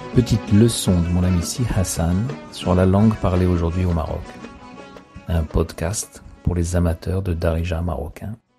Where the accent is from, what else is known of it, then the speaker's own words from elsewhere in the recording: France; je suis français